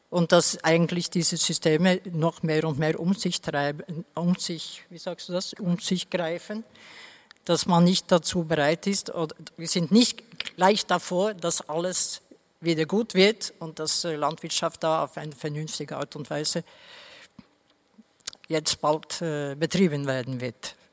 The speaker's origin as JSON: {"language": "German", "country": "Norway", "second_language": "German", "said": "Also zum Beispiel, ich komme ja aus Norwegen, da gibt es eh, zum Beispiel Heidelbeeren zu pflücken"}